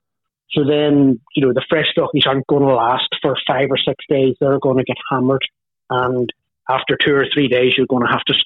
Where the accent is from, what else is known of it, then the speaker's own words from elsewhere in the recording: Carrickfergus, Northern Ireland, United Kingdom; also born or lived in Belfast; Yeah, that's where I grew up here.